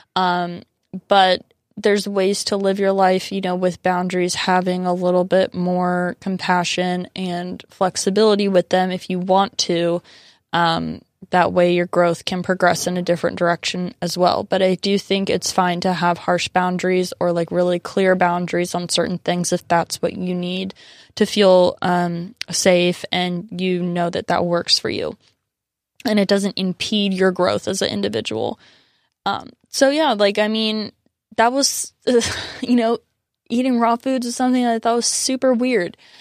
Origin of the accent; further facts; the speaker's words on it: San Diego, California, United States; my roots are definitely like very firmly in San Diego. Like I consider myself very Southern Californian and, you know, really grew up in this culture